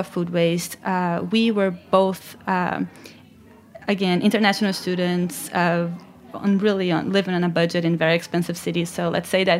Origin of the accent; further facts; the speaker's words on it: Brazil; moved away as an adult; I'm from Brazil